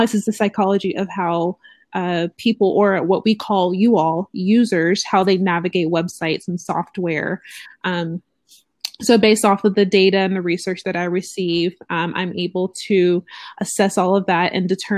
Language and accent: English; Georgia, United States; I'm born and raised in Georgia